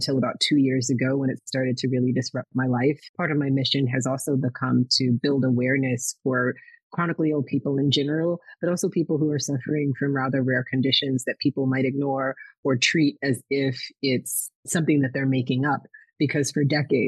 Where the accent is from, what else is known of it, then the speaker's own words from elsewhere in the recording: Minneapolis, Minnesota, United States; I was born in Minnesota, in Minneapolis, Minnesota, where Prince became famous